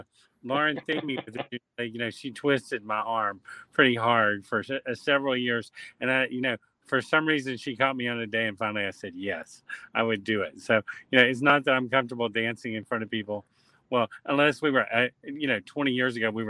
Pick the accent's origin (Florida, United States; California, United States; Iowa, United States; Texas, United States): Texas, United States; Southeast; moved away; am a native Southeast Texan. My family was from here, and I moved away, came back